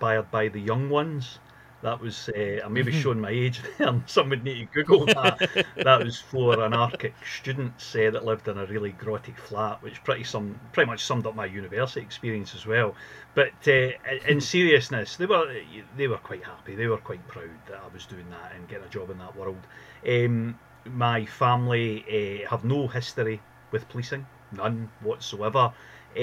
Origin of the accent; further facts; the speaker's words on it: Glasgow, Scotland, United Kingdom; my family were based there when I was a boy. So I'm from Glasgow